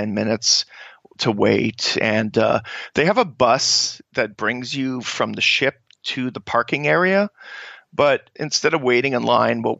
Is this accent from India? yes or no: no; Canada; as Canadians